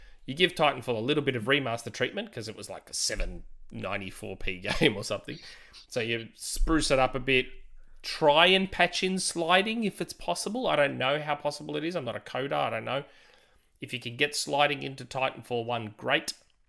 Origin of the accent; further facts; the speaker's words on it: Australia; I don't know politics. I'm Australian. I don't know politics.